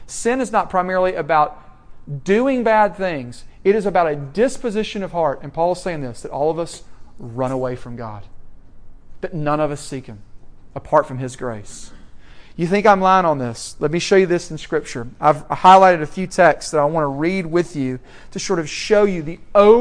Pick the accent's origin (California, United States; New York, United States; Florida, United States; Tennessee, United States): Tennessee, United States; Franklin; moved away; my hometown of Franklin, Tennessee